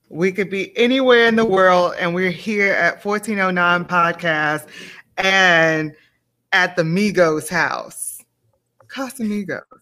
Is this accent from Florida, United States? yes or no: no; Baton Rouge, Louisiana, United States; moved away as an adult; also born or lived in New Orleans; now in Indiana, United States; growing up in Louisiana, I think about my family